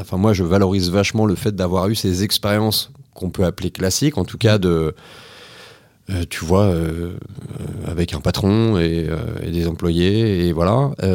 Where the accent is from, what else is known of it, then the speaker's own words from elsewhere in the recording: Nantes, Pays de la Loire, France; j'ai grandi à Nantes. j'ai eu une enfance assez classique, on va dire, de citadin